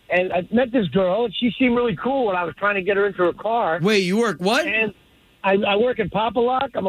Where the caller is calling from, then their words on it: Orlando, Florida, United States; I'm calling from uh, College Park near the golf course.